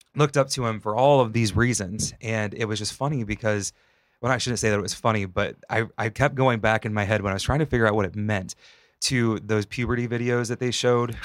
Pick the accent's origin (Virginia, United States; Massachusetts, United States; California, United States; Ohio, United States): Ohio, United States; Northwest; moved away; I grew up in Northwest Ohio, it was very rural